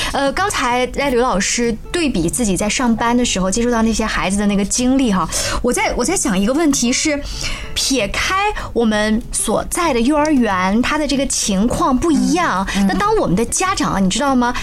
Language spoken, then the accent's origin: Chinese; China; now in Finland; 我作为一个中国人觉得很自豪嘛